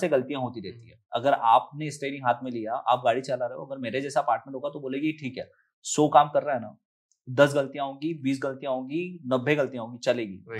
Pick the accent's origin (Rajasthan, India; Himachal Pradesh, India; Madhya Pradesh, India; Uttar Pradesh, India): Madhya Pradesh, India; moved away; बचपन में मैं गांव में तो पला बड़ा फिर एजुकेशन मेरा जो हुआ वो हिंदी मीडियम से ट्वेल्थ तक ही पास आउट हूँ मैं